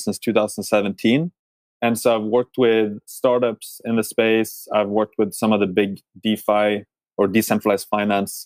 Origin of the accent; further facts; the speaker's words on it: Norway; moved away; I'm originally from Norway myself